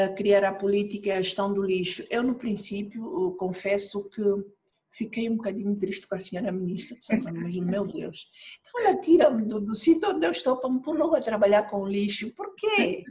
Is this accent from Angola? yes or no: yes; Angola; Sou angolana